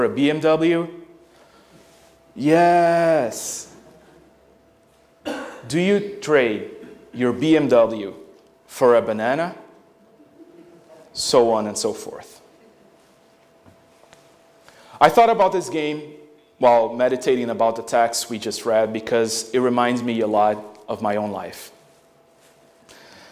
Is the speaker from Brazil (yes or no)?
yes; Brazil; moved away; growing up in Brazil in the early 90s